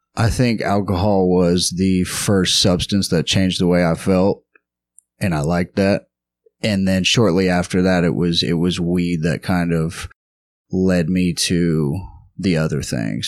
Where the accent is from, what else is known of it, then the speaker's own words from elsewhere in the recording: Lubbock, Texas, United States; moved away; also born or lived in Houston, Texas; I am originally from Lubbock, Texas